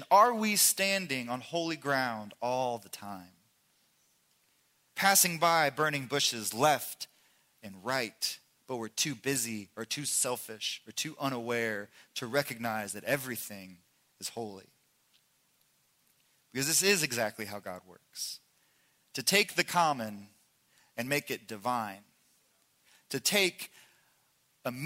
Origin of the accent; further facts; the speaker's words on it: Indiana, United States; now in Oklahoma, United States; I'm from Indiana, and we drive past cows all the time. We live in Oklahoma